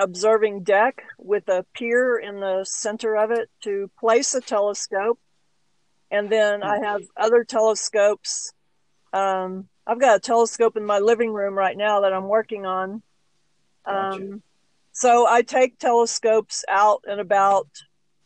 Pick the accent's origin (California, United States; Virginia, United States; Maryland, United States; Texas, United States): Texas, United States; moved away as an adult; now in New Mexico, United States; I'm a Texan. I'm from Texas. And we moved here about 15 years ago for work